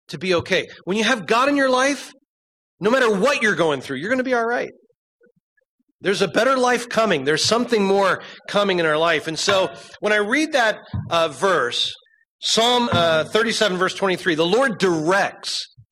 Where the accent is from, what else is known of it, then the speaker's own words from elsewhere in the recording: Berks County, Pennsylvania, United States; I went to Muhlenberg High School out in Berks County and went through school